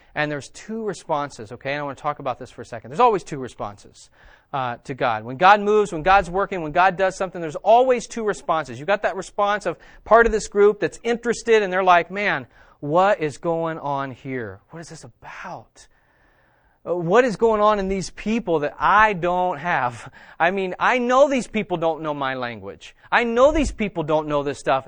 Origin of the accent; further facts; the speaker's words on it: West Virginia, United States; I am from West Virginia.